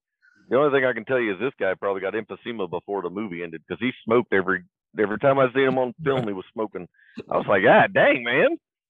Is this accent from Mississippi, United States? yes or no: yes; Mississippi, United States; born or raised there